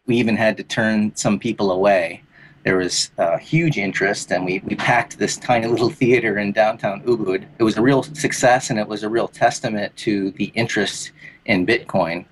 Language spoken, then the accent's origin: English; Detroit, Michigan, United States; moved away as an adult; now in Bali, Indonesia; I'm originally from Detroit